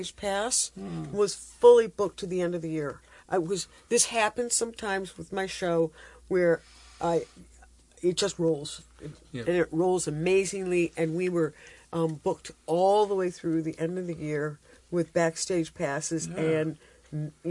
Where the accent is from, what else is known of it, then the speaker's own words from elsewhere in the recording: Rochester, New York, United States; moved away as an adult; also born or lived in New Hampshire; my hometown of Rochester, New York